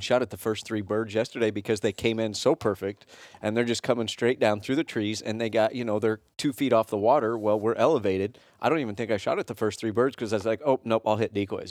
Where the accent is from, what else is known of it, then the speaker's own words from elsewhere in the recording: Kansas City, Missouri, United States; I'm from Kansas City